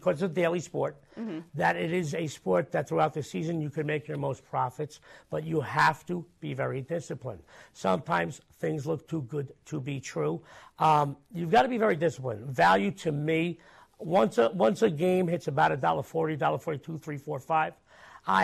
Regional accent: New York, United States; I'm a New Yorker

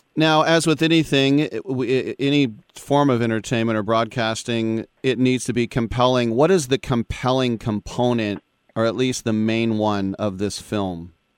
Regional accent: Berkeley, California, United States; I grew up in the Berkeley area

